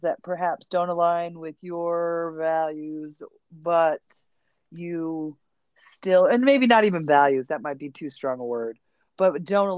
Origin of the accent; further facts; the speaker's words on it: upstate New York, United States; Growing up in upstate New York